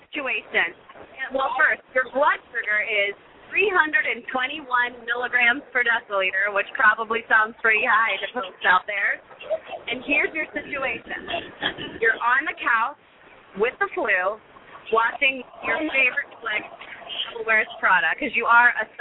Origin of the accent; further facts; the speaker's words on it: Ohio, United States; I'm also from Ohio